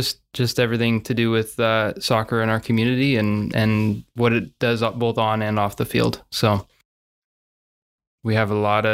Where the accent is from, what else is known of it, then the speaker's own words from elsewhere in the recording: Salem, United States; I grew up here in Salem for the most part.